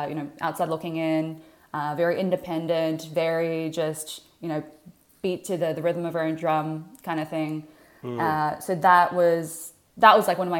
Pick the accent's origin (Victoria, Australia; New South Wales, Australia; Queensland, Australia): Victoria, Australia; Melbourne; moved away as an adult; now in Canada; born and raised in Melbourne, Australia, daughter of Chinese immigrants